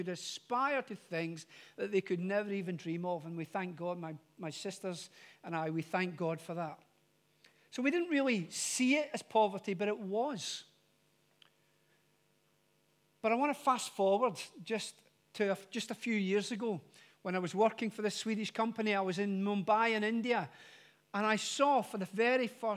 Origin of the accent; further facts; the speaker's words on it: Glasgow, Scotland, United Kingdom; moved away; I am originally from Glasgow. And from Glasgow, narrowing it down even more, from a place called the Gorbals.